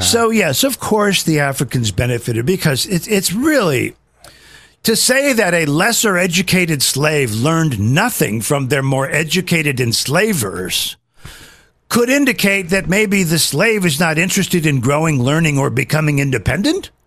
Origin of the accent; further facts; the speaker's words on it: United Kingdom; I'm British